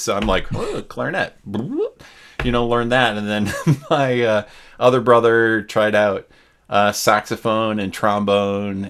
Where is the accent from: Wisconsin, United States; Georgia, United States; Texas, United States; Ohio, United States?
Wisconsin, United States; I grew up in Wisconsin